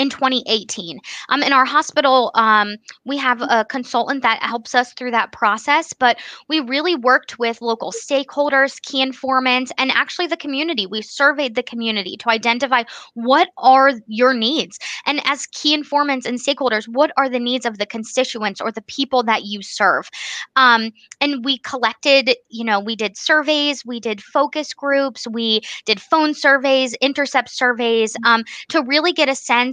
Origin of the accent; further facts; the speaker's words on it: Bucks County, Pennsylvania, United States; moved away as an adult; now in Upper Pottsgrove, United States; I was living in Bucks County, PA, where I grew up